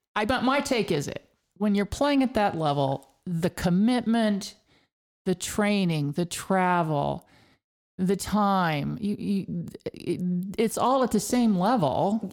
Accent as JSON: {"language": "English", "town": "Hays", "region": "Kansas", "country": "United States", "tie": "born or raised there", "said": "when I was growing up in Hays, Kansas, way out west, western part of the state"}